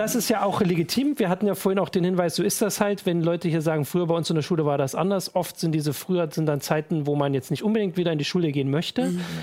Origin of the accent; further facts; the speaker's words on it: the East, eastern Germany, Germany; in unserem Informatikunterricht durchaus auch so war. So in den neunzigern gab's, äh, sehr viele Schüler, die, glaub ich, äh, den Lehrern bei Informatik ein bisschen voraus waren. Zumindest bei uns im Osten